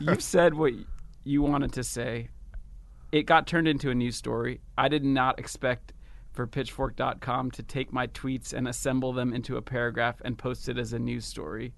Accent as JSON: {"language": "English", "country": "United States", "said": "still identify as American"}